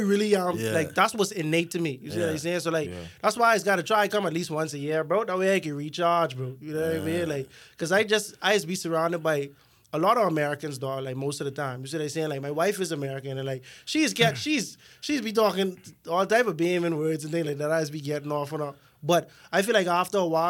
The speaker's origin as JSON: {"language": "English", "town": "Nassau", "region": "New Providence", "country": "Bahamas", "tie": "born or raised there", "said": "I born and raised in Gardner's, bro. That part, the south, like pine wood"}